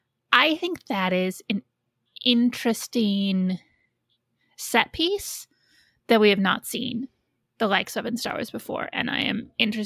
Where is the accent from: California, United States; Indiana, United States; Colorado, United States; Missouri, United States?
Indiana, United States; Goshen; where I grew up in Goshen in Indiana, Elkhart County has the biggest or the second biggest county fair in the country.